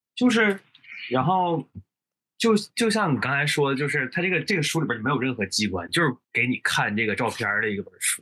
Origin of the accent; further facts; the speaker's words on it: Shenyang, Liaoning, China; 我就就想在沈阳我老家办一个展览